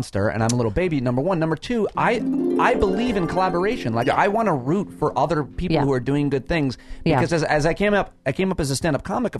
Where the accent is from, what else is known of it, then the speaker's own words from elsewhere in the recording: Syracuse, New York, United States; I grew up in upstate New York